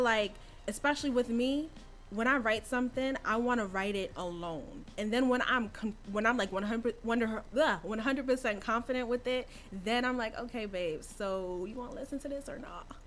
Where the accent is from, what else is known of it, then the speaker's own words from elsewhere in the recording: Rahway, New Jersey, United States; also born or lived in Queens, New York; raised in Rahway. Um, did my basically all my school in Rahway